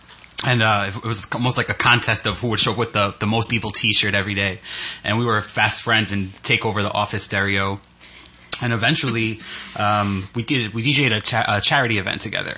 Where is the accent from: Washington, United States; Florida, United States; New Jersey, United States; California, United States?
New Jersey, United States; Newark; also born or lived in Spain; we both grew up kind of in the New York area, her in Brooklyn, and I grew up in Newark.